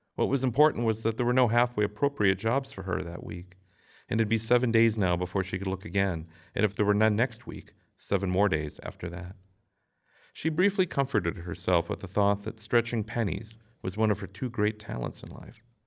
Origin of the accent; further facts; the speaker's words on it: Minnesota, United States; growing up in Minnesota